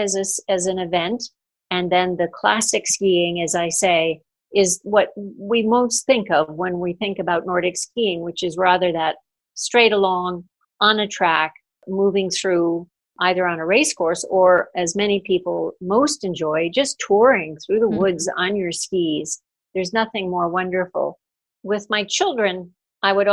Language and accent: English; New England, United States; I grew up in New England